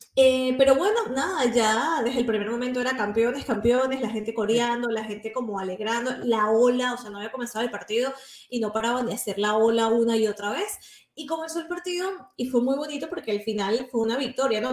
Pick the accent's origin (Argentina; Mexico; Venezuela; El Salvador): Venezuela; accent: Venezuelan; now in Spain; son venezolanos y hablan como venezolanos